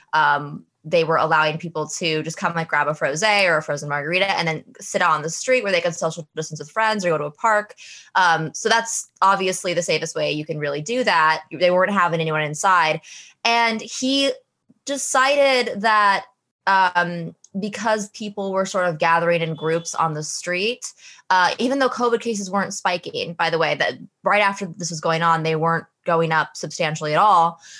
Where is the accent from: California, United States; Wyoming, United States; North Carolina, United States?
Wyoming, United States; now in New York, United States; I'm from Wyoming originally